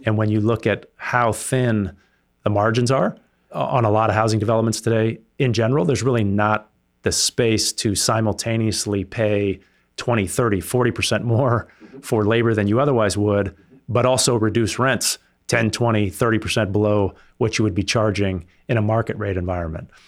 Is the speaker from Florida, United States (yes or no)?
no; Sausalito, California, United States; also born or lived in France; I grew up here in the Bay Area, uh, Marin County specifically